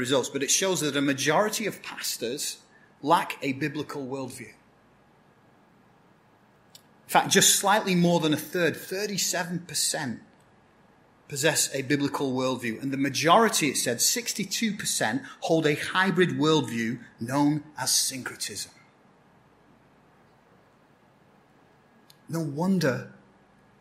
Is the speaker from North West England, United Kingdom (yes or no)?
yes; Blackburn, North West England, United Kingdom; moved away; My hometown in England is a town called Blackburn, so I'm what you call a Blackburnian